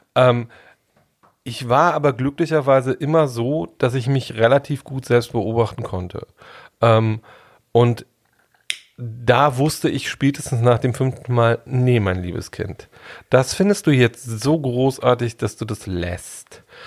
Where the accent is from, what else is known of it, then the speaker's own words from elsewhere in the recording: Germany; Ich bin in der DDR groß geworden